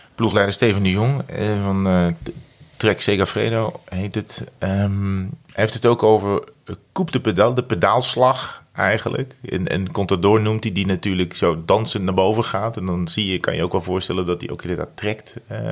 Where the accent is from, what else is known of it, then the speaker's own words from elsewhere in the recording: Netherlands; als Nederlander